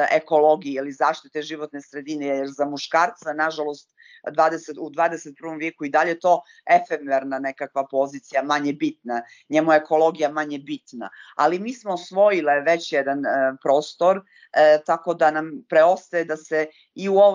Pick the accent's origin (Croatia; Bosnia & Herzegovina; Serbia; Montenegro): Montenegro; ovdje kod nas, kod nas u Crnoj Gori